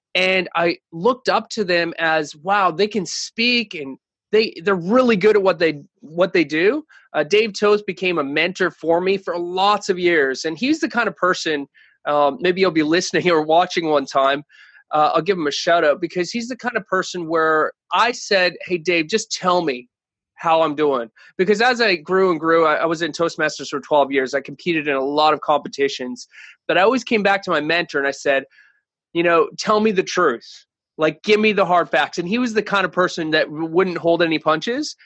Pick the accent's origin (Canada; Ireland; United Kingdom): Canada; moved away; I'm originally from Canada